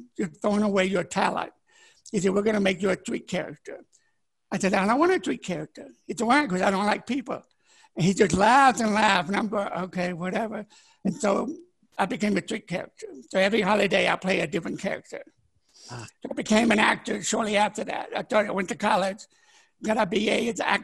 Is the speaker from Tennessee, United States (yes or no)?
yes; Memphis, Tennessee, United States; also born or lived in Dallas, Texas / Unicoi, Tennessee; both my parents died when I was 8, 5 months apart. Then we moved from Dallas to Memphis